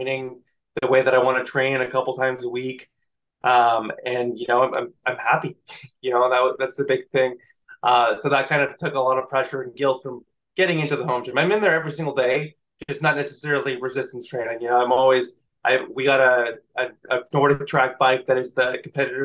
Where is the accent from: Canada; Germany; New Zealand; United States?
Canada; I'm Canadian